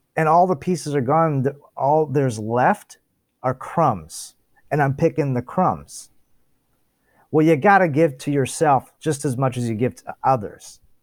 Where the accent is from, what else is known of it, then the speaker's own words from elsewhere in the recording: Toronto, Ontario, Canada; I was born here in Toronto, Ontario